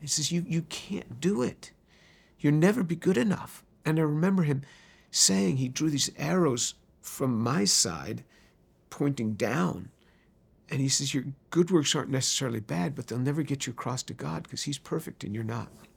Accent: White Plains, New York, United States; also born or lived in Manhattan, New York City / Bronx, New York City; I was born in New York City, in Manhattan. My first home was in the Bronx, uh, but I really grew up in White Plains, which is just north of the city.

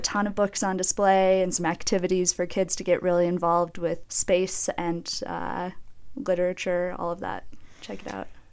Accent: Minneapolis, Minnesota, United States; moved away as an adult; now in Jackson, United States; I grew up in the Twin Cities

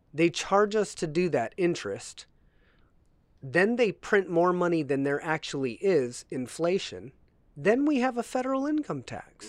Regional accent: United States

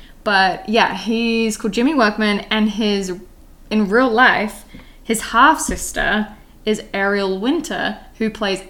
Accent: United Kingdom; now in Canada; I'm British.

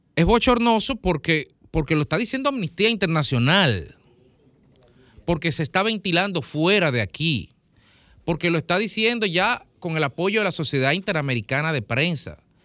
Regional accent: Dominican Republic; Nosotros los dominicanos vivimos en una sociedad caracterizada por un respeto estructural a los derechos humanos

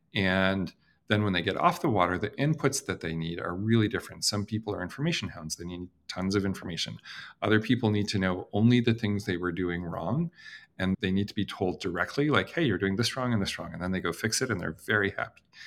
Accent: Canada; I'm Canadian

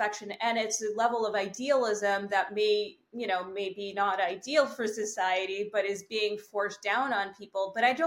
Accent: Canada; I am a Canadian

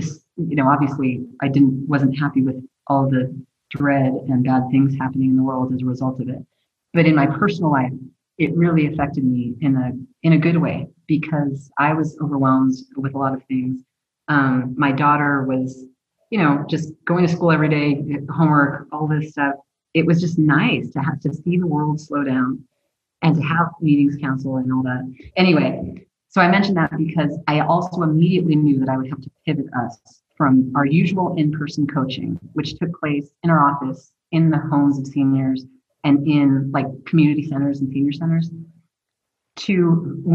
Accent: Belen, New Mexico, United States; moved away as an adult; also born or lived in Los Angeles; now in Albuquerque, United States; I was born and raised in Belen, New Mexico

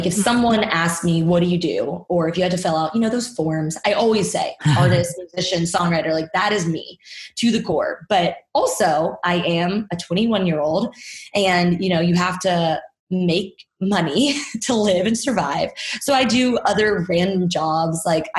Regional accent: Nashville, Tennessee, United States; obviously I'm from Nashville, and when I got into this, I was doing more country material.

